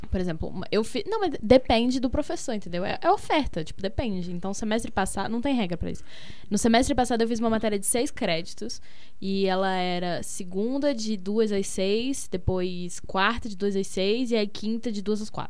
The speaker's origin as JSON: {"language": "Portuguese", "region": "Rio de Janeiro", "country": "Brazil", "said": "E a minha mãe, a gente é do Rio, né?"}